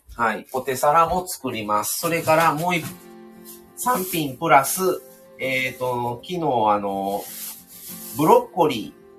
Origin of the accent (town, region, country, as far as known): Kansai, Japan; accent: Kansai dialect